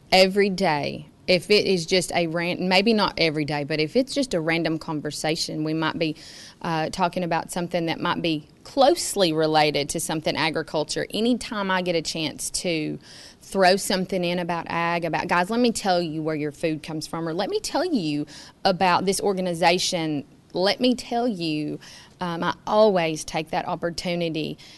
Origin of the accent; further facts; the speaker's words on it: Franklin County, Tennessee, United States; I'm from Franklin County